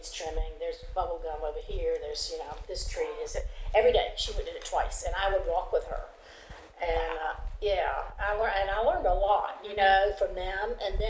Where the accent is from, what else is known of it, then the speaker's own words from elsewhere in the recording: Lakeland, Florida, United States; I grew up in Lakeland